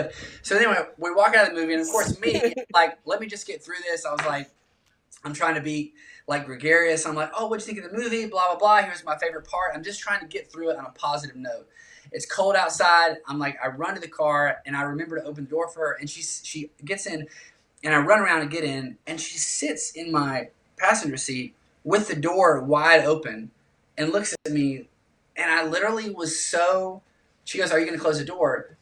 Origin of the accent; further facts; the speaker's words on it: South Carolina, United States; I was raised in South Carolina